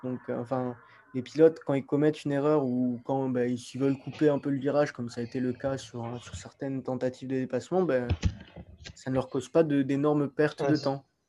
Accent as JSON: {"language": "French", "country": "France", "said": "nous, en tant que Français"}